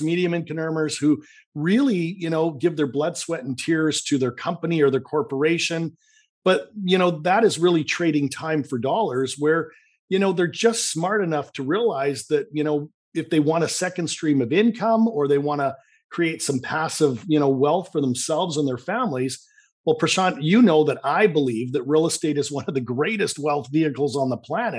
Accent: Vancouver, British Columbia, Canada; accent: Canadian; I'm from Vancouver, Canada. You might detect a little bit of a Canadian accent.

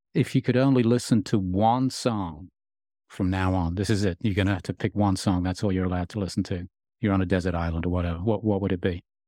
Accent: Birmingham, West Midlands, United Kingdom; I grew up in Birmingham

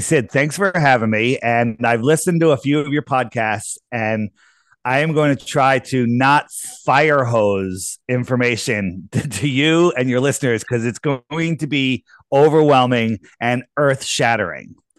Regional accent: East Coast, United States; I grew up on the East Coast

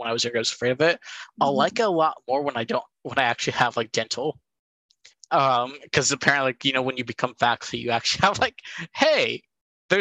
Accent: California, United States; moved away; Cal State East Bay being my home state of California

